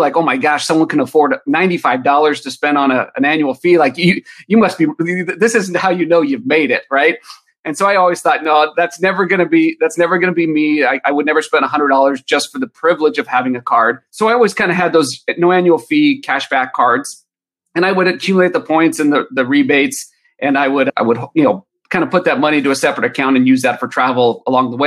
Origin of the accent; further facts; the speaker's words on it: Southern California, United States; I'm from Southern California. Both my wife and I were born and raised there